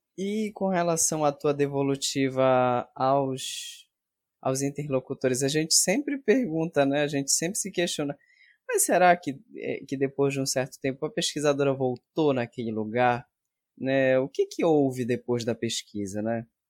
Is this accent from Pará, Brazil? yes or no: yes; Salinópolis, Pará, Brazil; now in Belém, Brazil; eu vim da região do Salgado, lá de Salinas